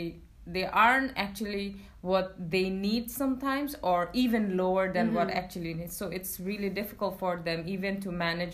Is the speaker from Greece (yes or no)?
no; Bangladesh; I'm 25 years old and I'm from Bangladesh.